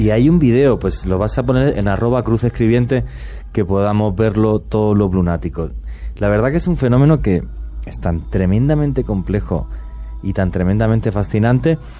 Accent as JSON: {"language": "Spanish", "country": "Spain", "said": "mi país"}